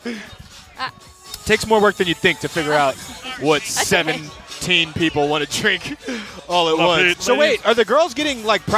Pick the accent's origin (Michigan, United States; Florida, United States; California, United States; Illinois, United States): Illinois, United States; Chicago; Me too, Chicago.